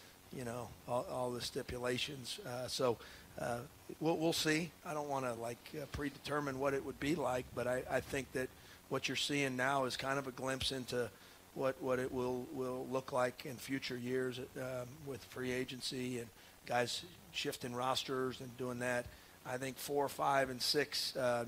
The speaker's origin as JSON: {"language": "English", "town": "Columbus", "region": "Ohio", "country": "United States", "tie": "born or raised there", "said": "I grew up in Columbus, Ohio, going to Ohio State games"}